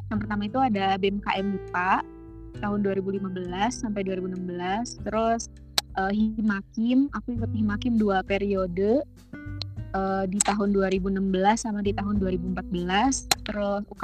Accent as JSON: {"language": "Indonesian", "town": "Garut", "region": "West Java", "country": "Indonesia", "said": "Aku asal dari Kabupaten Garut, Jawa Barat segitu dulu kali ya perkenalannya."}